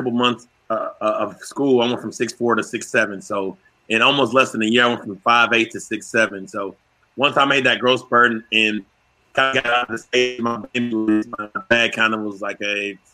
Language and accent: English; Fayetteville, Arkansas, United States; I'm being from Fayetteville, Arkansas